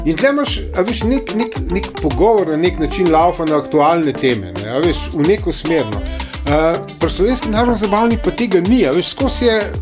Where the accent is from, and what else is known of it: Slovenia